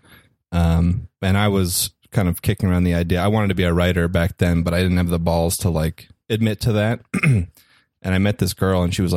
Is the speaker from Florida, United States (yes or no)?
no; New Jersey, United States; moved away; also born or lived in New York; I'm from the East Coast. I grew up in New Jersey and I lived in New York.